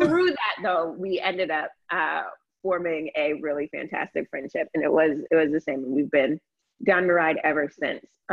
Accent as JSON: {"language": "English", "region": "Florida", "country": "United States", "tie": "born or raised there", "also_born_or_lived": "North Carolina", "moved": "as an adult", "said": "I grew up in Florida too."}